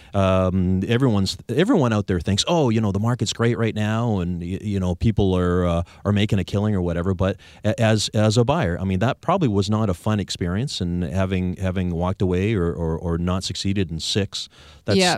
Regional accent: Victoria, British Columbia, Canada; we are both born and raised in Victoria

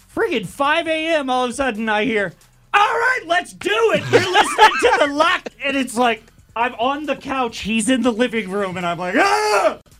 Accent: Missouri, United States; I'm from Missouri

